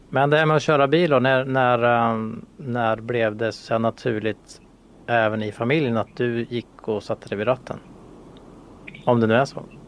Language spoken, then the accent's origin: Swedish; Sweden; vi svenskar